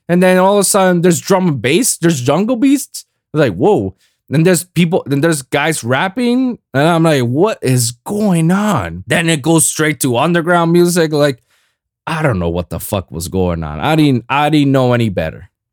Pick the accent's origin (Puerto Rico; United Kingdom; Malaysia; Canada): Puerto Rico; now in South Florida, United States; my hometown, Puerto Rico